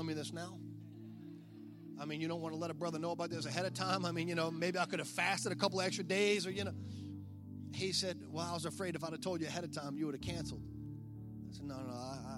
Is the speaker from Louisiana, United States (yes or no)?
yes; South Louisiana, United States; I'm from South Louisiana